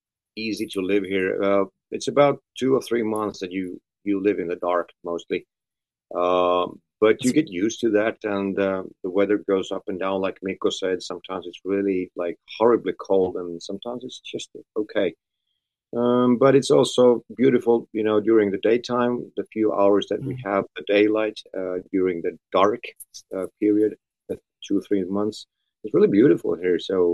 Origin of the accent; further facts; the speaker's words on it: Vienna, Austria; born there; also born or lived in Sweden / Finland; I was born in Austria, in Vienna. It's in Europe.